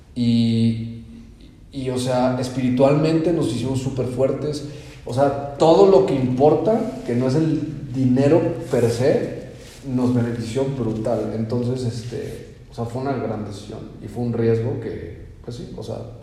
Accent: Mexico; moved away; siendo mexicanos

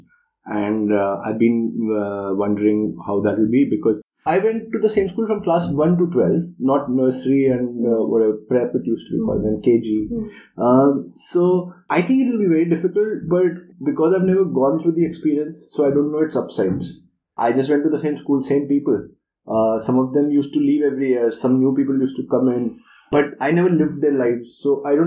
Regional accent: Lucknow, Uttar Pradesh, India; also born or lived in Delhi; I was in Lucknow. I grew up in Lucknow, so that is easy because I went to school there straight through for 12 years

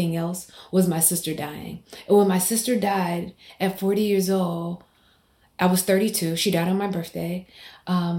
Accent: Mississippi, United States; a Black woman growing up in Mississippi

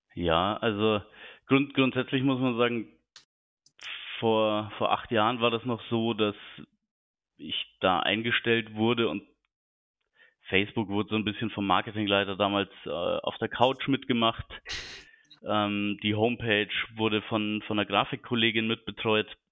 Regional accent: Munich, Bavaria, Germany; moved away as an adult; now in Hamburg, Germany; bin 36 Jahre alt, gebürtiger Münchner

